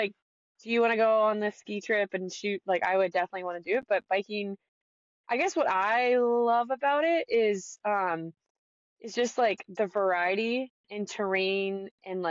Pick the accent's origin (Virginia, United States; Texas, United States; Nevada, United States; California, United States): California, United States; Northern; moved away as an adult; also born or lived in Truckee / Jackson, Wyoming; now in Massachusetts, United States; I grew up in Northern California